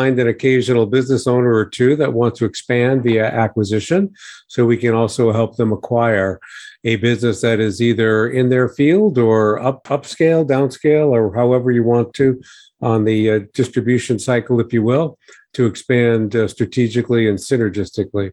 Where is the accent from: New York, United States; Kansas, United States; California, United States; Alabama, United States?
New York, United States; I was born and raised in New York